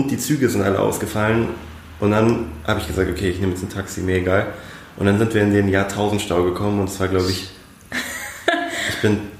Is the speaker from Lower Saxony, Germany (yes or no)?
no; Munich, Bavaria, Germany; die Nähe zu Italien hier in München, deswegen Weinschorle und Aperol Spritz, aber als Münchner Kindle muss man auch Bier trinken.